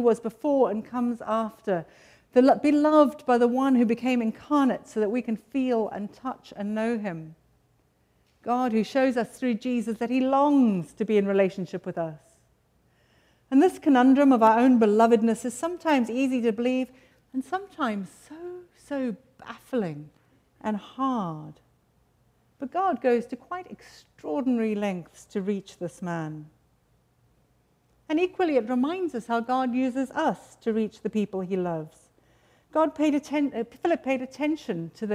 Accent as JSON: {"language": "English", "country": "United Kingdom", "moved": "yes", "lives_now": "United States", "said": "Sometimes I feel a bit strange being British amongst a lot of Americans"}